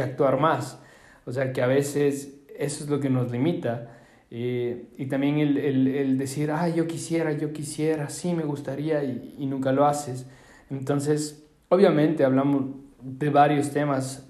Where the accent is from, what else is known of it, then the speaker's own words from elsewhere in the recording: Ecuador; Yo de Ecuador